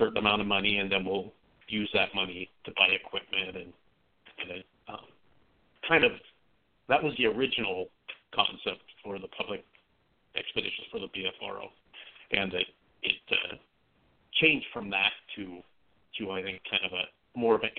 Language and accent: English; Oregon, United States; I grew up in Oregon